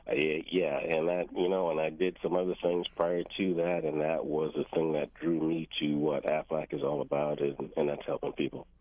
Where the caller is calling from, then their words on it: Hampton, Virginia, United States; also born or lived in Cape Cod, Massachusetts / Falmouth, Massachusetts; I am calling from Hampton, Virginia